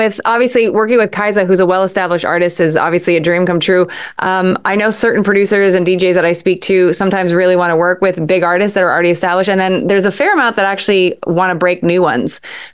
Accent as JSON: {"language": "English", "town": "Montreal", "region": "Quebec", "country": "Canada", "said": "as a Canadian, that's obviously the mecca for many artists to go there. Obviously, my city as well, of Montreal, is a very creative city and place to be."}